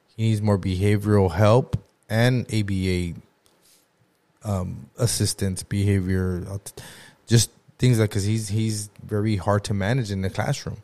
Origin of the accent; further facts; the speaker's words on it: Lamont, California, United States; growing up in Lamont, everybody knows everybody